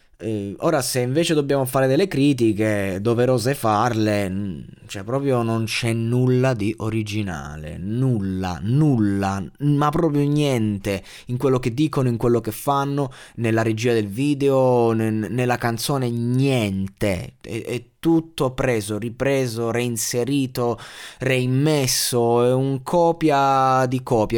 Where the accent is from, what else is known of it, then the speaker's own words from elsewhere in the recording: Abruzzo, Italy; io sono abruzzese